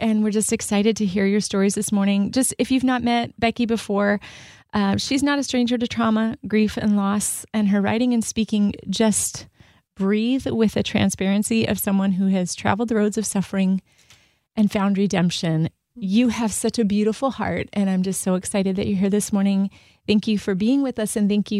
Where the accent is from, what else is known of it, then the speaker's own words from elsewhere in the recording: Michigan, United States; Local Michiganders we are.